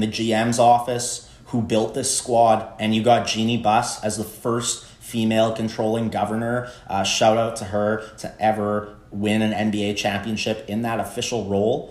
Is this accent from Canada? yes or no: yes; Canada; As a Canadian